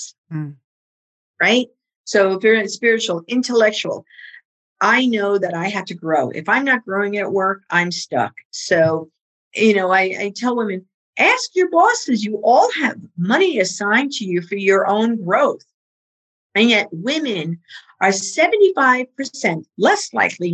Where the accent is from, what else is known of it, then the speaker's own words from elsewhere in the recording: New York City, New York, United States; accent: Bronx; My Bronx accent